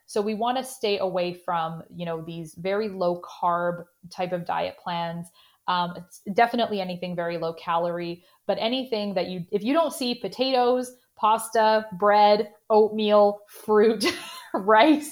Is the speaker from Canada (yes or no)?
yes; Canada; accent: Canadian; in my Canadian accent